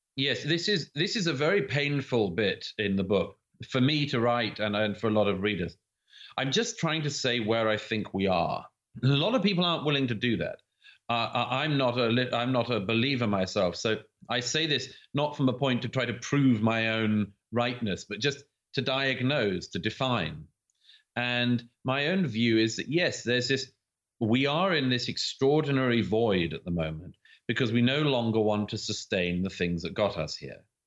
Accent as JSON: {"language": "English", "country": "United Kingdom"}